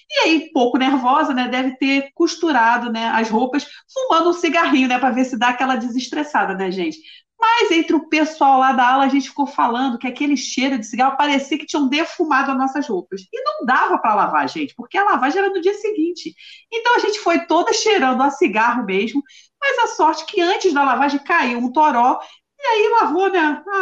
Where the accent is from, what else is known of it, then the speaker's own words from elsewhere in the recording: Bahia, Brazil; Como baiana, gente, a gente sempre tem a lavagem, né?